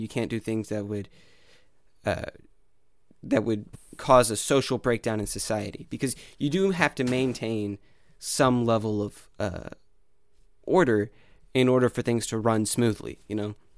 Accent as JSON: {"language": "English", "region": "Arkansas", "country": "United States", "said": "I'm from Arkansas"}